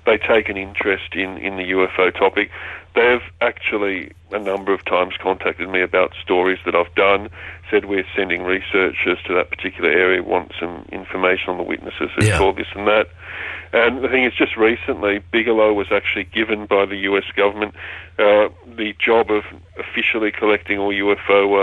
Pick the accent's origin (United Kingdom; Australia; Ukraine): Australia; I'm Australian. I don't speak English properly.